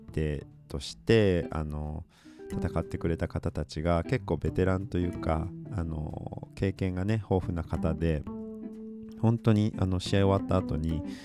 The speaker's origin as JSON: {"language": "Japanese", "region": "Aichi", "country": "Japan", "tie": "born or raised there", "said": "その愛知県僕の出身の地域"}